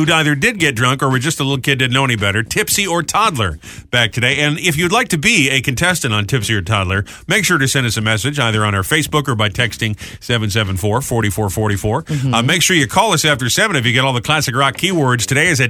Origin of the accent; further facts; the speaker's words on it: New England, United States; moved away; since I grew up in New England